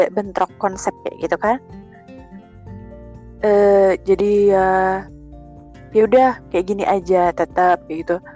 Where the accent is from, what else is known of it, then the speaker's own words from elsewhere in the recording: Java, Indonesia; Iya, even aku Jawa tapi kan namanya sudah keikut gitu kan ya